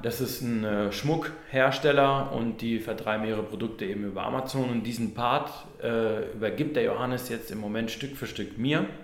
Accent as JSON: {"language": "German", "town": "Neustadt an der Weinstraße", "region": "Rhineland-Palatinate", "country": "Germany", "moved": "yes", "said": "ich komme ursprünglich aus Neustadt an der Weinstraße"}